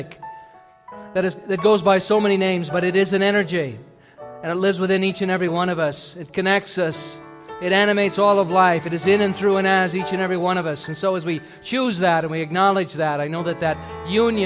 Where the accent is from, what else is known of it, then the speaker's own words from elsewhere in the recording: United States; moved away as an adult; I'm an American